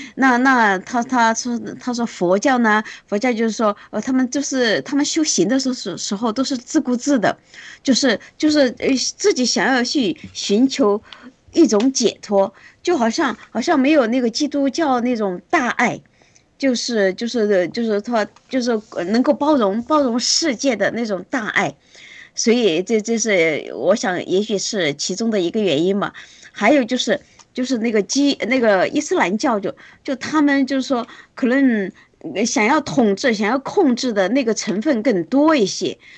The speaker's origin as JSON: {"language": "Chinese", "country": "China", "said": "我们中国人没有这种制度嘛"}